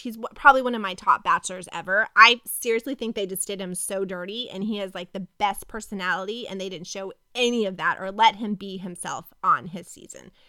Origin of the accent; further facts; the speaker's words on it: Kentucky, United States; I grew up in Kentucky